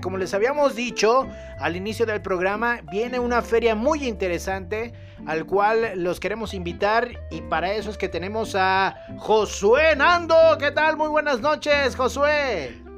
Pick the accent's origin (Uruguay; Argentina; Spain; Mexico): Mexico; Aguascalientes; nosotros que somos de acá de Aguascalientes